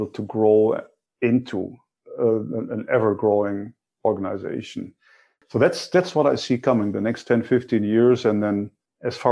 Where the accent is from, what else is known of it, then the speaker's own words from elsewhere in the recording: Germany; moved away; my own background growing up in Germany